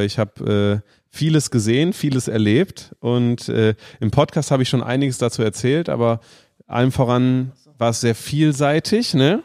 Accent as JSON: {"language": "German", "country": "Germany", "said": "als Deutsche"}